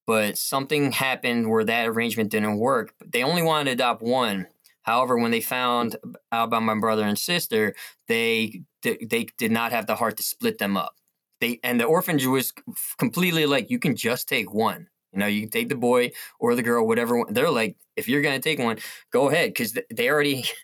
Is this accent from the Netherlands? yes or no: no; South Korea; now in United States; I'm adopted. I'm from South Korea.